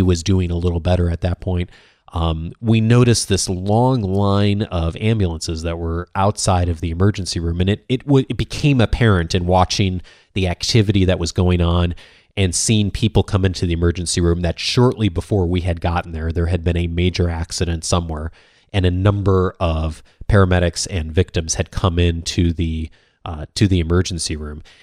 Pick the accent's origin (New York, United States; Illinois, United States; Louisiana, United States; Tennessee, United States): Illinois, United States; Chicago; I grew up in the Midwest, as many of you know, a suburban Chicago